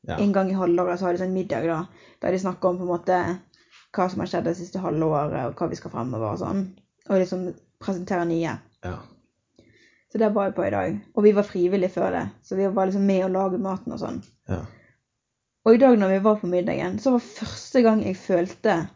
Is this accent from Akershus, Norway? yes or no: no; Bergen, Vestland, Norway; moved away as an adult; now in Denmark; vi er fra Norge, vi er fra Bergen.